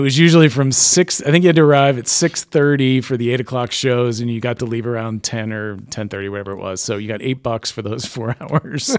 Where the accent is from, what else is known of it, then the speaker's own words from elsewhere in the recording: East Greenwich, Rhode Island, United States; growing up in East Greenwich